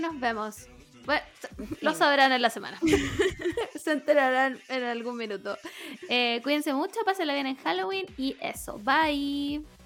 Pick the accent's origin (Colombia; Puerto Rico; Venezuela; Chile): Chile; Providencia, Santiago Metropolitan Region; cuando era chica, yo vivía en Providencia.